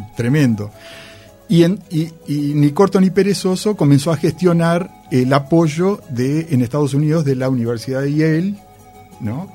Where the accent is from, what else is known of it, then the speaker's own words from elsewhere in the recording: Uruguay; soy de Uruguay